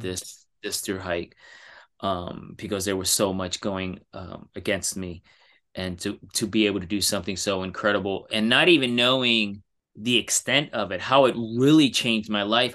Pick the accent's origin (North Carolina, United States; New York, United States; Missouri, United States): New York, United States; New York City; I'm from New York City